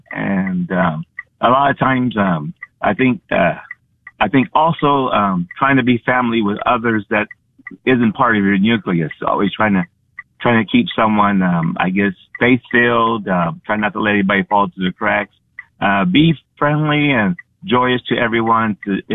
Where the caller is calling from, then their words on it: San Antonio, Texas, United States; San Antonio, Texas.